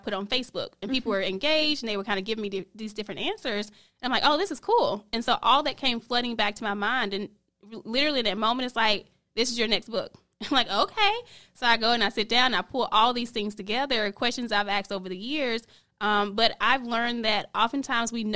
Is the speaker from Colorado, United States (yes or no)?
no; South Carolina, United States; now in Charlotte, United States; I'm originally from South Carolina. Been in Charlotte for a few years.